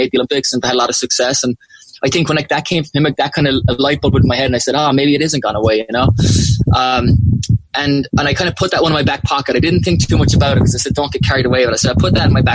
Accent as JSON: {"language": "English", "town": "Macroom", "region": "Munster", "country": "Ireland", "tie": "born or raised there", "said": "I grew up loving out in Macroom"}